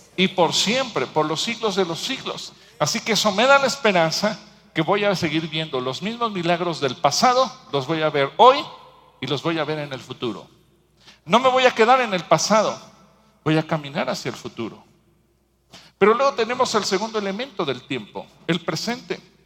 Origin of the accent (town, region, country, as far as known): Mexico